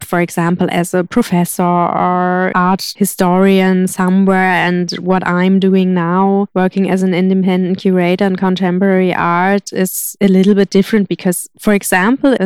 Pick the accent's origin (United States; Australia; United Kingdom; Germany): Germany; Hamburg; moved away; also born or lived in Berlin / Granada; I come from Hamburg, which is quite a big city. And then I lived in Berlin.